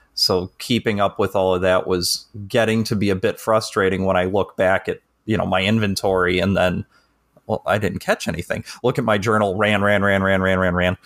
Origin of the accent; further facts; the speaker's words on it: Chicago, Illinois, United States; I'm from the Northern Chicago area.